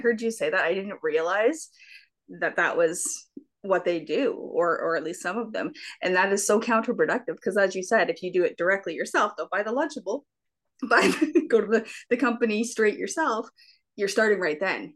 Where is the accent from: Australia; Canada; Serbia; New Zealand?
Canada; I'm from Canada, so we also call it pop